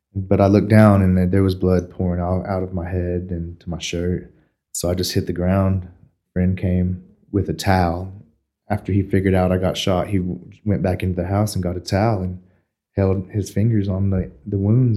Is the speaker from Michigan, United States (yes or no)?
no; Amarillo, Texas, United States; I was born here, and I was born in Northwest at about four forty six in the morning